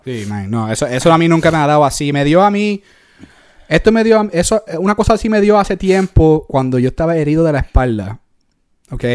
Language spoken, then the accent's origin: Spanish; New York, United States; moved away as an adult; yo nací en New York, uh, you know, I came of age in New York